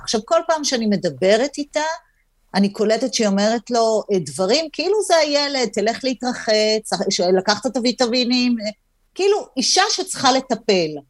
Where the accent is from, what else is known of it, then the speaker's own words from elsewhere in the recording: Hadera, Haifa District, Israel; גדלתי בחדרה